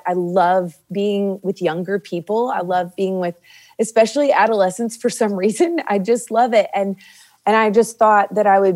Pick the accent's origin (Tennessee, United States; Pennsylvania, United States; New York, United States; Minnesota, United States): Tennessee, United States; Nashville; I grew up here in Nashville.